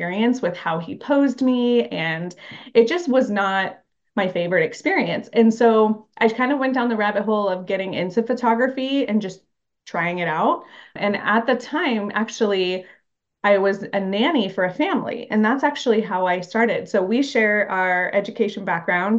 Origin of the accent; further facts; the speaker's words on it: Phoenix, Arizona, United States; also born or lived in Mesa, Arizona / New York; I was born in Phoenix, Arizona, and I currently live in Mesa, Arizona.